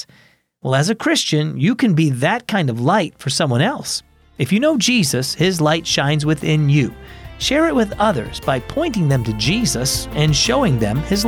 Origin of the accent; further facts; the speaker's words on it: Michigan, United States; When I was growing up in Michigan